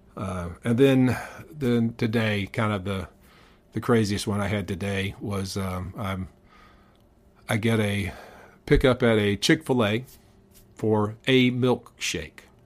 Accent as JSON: {"language": "English", "town": "Powder Springs", "region": "Georgia", "country": "United States", "tie": "born or raised there", "said": "I grew up in Powder Springs"}